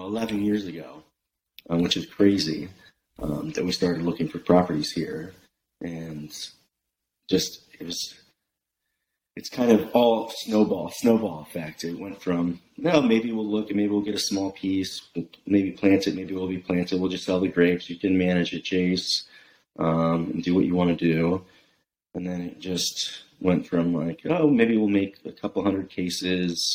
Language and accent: English; Bay Area, California, United States; moved away as an adult; also born or lived in Italy; now in Oregon, United States; I'm from the Bay Area